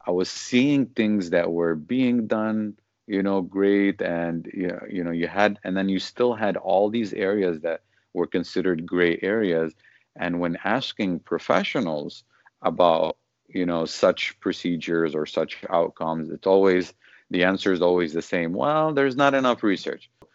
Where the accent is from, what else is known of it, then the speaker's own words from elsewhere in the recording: Detroit, Michigan, United States; moved away as an adult; now in Los Angeles, United States; I'm originally from Detroit. I moved to the LA area here in California just over a year ago